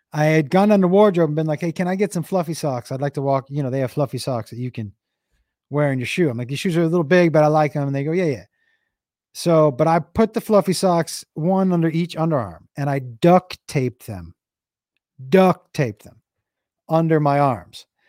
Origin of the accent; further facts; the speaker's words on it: Amherst, United States; Growing up in in Amherst to me was like growing up in an in an '80s movie in in Goonies